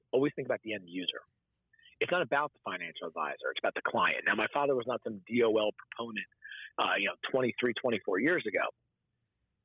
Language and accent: English; Parsippany, New Jersey, United States; I grew up outside New York City in northern Jersey